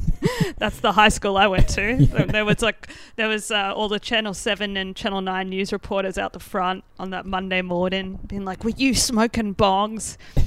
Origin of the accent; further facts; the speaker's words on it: Ipswich, Queensland, Australia; now in Melbourne, Australia; So I grew up almost outside of Brisbane in Ipswich, rough part of the southeast Queensland, and. That's where I went to primary school.